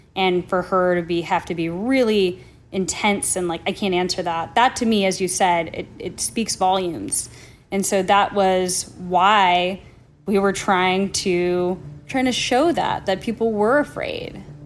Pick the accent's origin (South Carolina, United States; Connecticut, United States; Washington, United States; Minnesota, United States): Minnesota, United States; also born or lived in New Jersey; I grew up, you know, in Minnesota by way of New Jersey